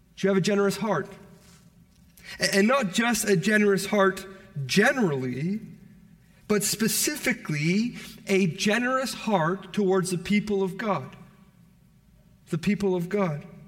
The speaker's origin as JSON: {"language": "English", "town": "Toronto", "region": "Ontario", "country": "Canada", "said": "I'm from Toronto"}